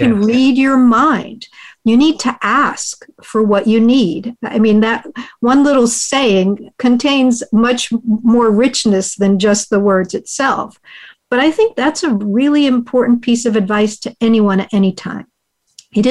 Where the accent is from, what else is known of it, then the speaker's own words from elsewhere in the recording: United States; first language Hungarian; English is a second language; my parents are immigrants from Hungary. They met in the U.S. and raised their family. My first language is Hungarian.